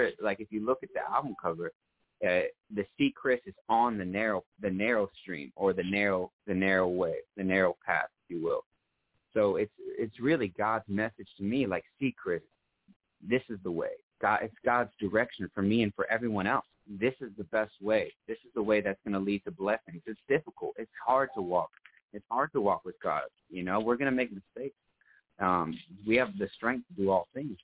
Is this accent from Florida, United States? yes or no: yes; south of Orlando, Central Florida, United States; also born or lived in New York; From Florida. Or I was originally born in New York, but I'm from Florida. Raised in Florida.